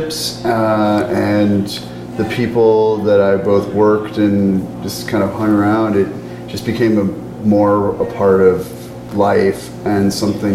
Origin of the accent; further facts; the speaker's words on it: St. Louis, Missouri, United States; now in Portland, United States; I grew up in the Midwest in St. Louis